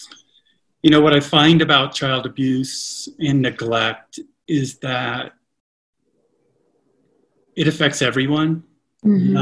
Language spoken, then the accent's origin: English; Connecticut, United States; also born or lived in Oklahoma; exploring out in the woods, the streams and stuff that we lived around in Connecticut when we moved there from Oklahoma